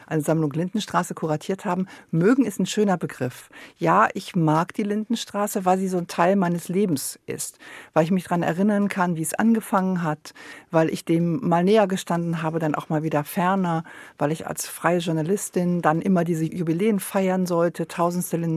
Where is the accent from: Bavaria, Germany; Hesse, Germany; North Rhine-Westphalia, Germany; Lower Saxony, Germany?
North Rhine-Westphalia, Germany; Am Nieder Niederrhein in der Nähe von Düsseldorf. Und ich hatte das Gefühl, Fernsehen ist was ganz Tolles. Vor allem auch, weil ich als Kind eben auf einem kleinen Dorf groß geworden bin